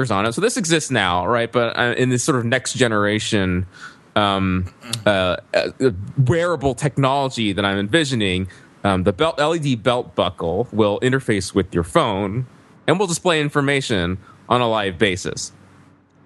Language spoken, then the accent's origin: English; the South, United States; what I grew up with in the South